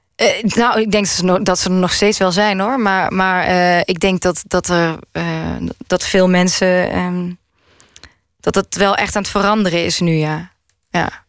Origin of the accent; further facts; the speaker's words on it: Maastricht, Limburg, Netherlands; now in Amsterdam, Netherlands; waar ik ben opgegroeid. Waar, waar was dat? Maastricht